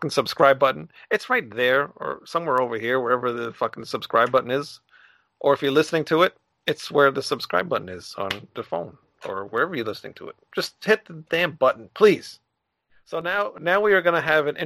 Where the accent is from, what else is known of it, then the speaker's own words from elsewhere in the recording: New York, United States; I'm from New York.